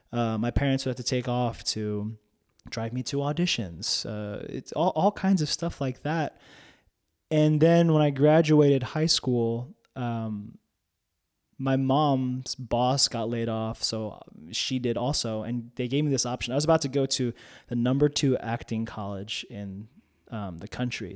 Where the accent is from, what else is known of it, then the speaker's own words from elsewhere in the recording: North New Jersey, United States; English is a second language; moved away as an adult; now in Oklahoma City, United States; I grew up in a predominantly white town in North New Jersey